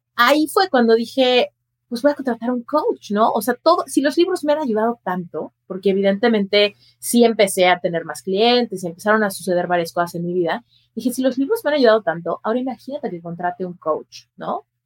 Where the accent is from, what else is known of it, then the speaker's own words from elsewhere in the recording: Mexico City, Mexico; moved away as an adult; now in Las Vegas, United States; yo soy mexicana, nací en la Ciudad de México y ahí crecí